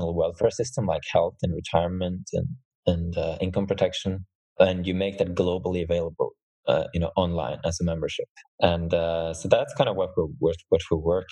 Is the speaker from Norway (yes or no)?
yes; Norway; I'm from Norway